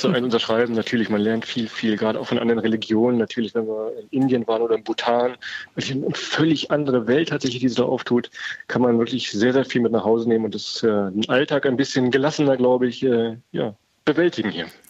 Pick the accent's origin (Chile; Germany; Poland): Germany; Weserbergland; Wir kommen ja aus dem Weserbergland, eine so der ganz unbekanntesten Ecken in Deutschland